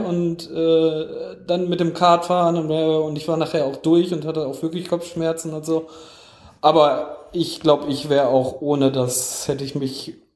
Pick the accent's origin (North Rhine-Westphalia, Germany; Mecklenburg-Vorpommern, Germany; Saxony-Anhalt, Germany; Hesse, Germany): North Rhine-Westphalia, Germany; Essen; moved away; Ich bin ja in Essen geboren